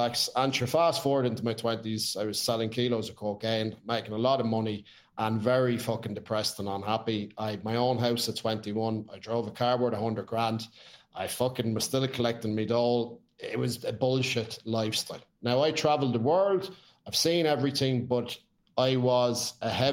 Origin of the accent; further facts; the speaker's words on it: Ireland; grew up in a bit of a madhouse. It was what it was back then, which was fair. You know, you're an Irish home that like to drink.